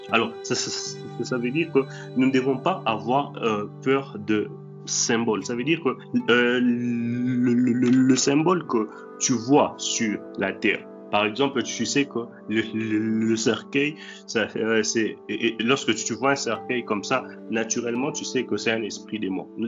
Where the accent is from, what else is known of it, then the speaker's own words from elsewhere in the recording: Matadi, Kongo Central, DR Congo; also born or lived in Kinshasa; now in Russia; la maison où, où, j'ai grandi à, à, à Matadi, alors qu'aujourd'hui je suis en, Russie